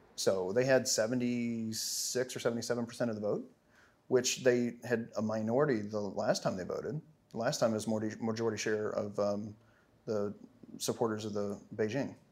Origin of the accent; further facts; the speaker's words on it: Arkansas, United States; moved away as an adult; now in San Francisco area, United States; I'm originally from Arkansas